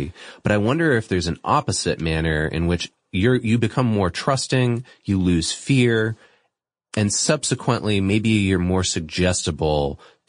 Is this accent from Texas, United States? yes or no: no; Boston, Massachusetts, United States; I'm from Boston.